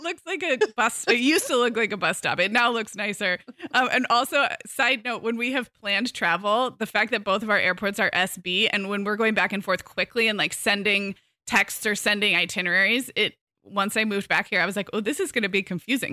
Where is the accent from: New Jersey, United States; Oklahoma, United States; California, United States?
California, United States; Santa Barbara; moved away as an adult; also born or lived in Arizona; I moved back to my hometown of Santa Barbara in summer